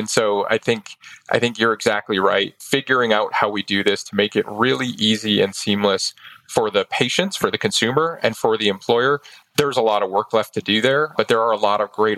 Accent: Maine, United States; my home state. Grew up in Maine

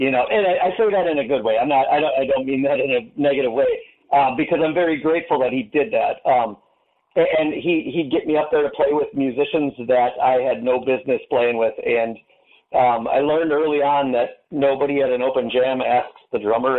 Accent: Menominee, Michigan, United States; moved away as an adult; now in Fox Valley, Wisconsin, United States; I grew up in Menominee, Michigan

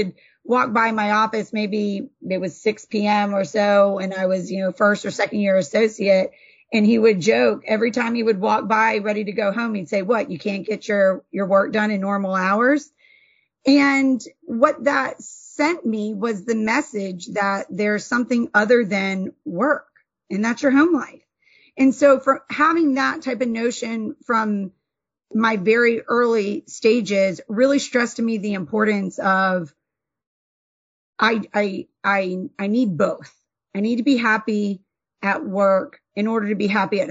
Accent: North Carolina, United States; moved away as an adult; now in Georgia, United States; born and bred in North Carolina, and then came down to Georgia for law school and have been here ever since

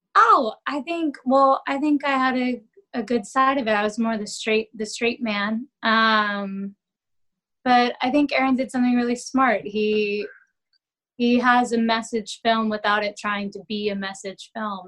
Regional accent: Dallas, Texas, United States; also born or lived in London, United Kingdom; now in New York City, United States; I'm Texan. I'm Southern

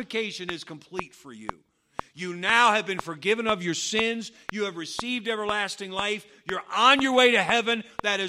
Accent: United States; I grew up on Route 311 over here in the Patterson Baptist Church.

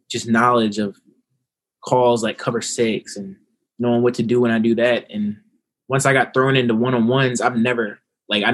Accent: Culpeper, Virginia, United States; I'm from Culpeper, Virginia.

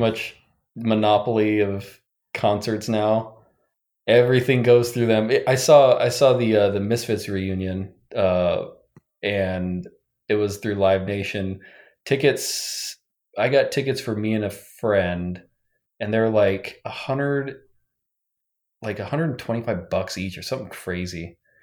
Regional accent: western Nebraska, United States; moved away; also born or lived in Pacific Northwest; I grew up in Nebraska, um, on the western part of Nebraska

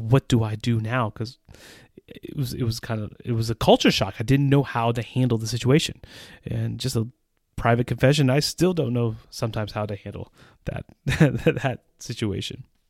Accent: United States; moved away as an adult; now in Central Europe; As an American citizen who has lived in Central Europe for almost 20 years

